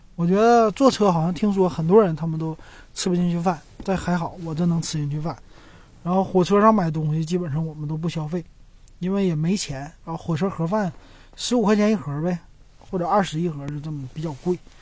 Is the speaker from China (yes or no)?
yes; Shenyang, Liaoning, China; accent: Northeastern Mandarin (东北话); moved away as an adult; also born or lived in Beijing / Guangzhou; 我是沈阳人